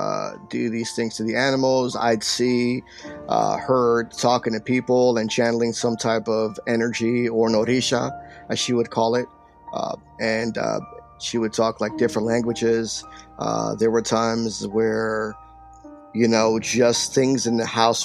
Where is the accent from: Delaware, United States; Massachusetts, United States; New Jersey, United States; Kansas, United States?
New Jersey, United States; Paterson; also born or lived in New York; most of my life, I was raised in Paterson, New Jersey